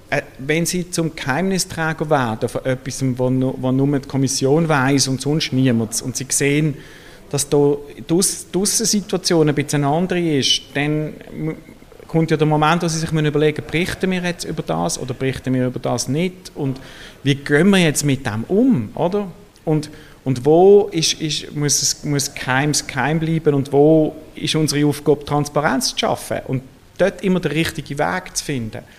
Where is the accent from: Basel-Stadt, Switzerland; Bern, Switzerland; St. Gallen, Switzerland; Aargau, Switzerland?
Basel-Stadt, Switzerland; Basel; Also der Rhein, ich bin in Basel aufgewachsen, ich bin viel am Rhein gesehen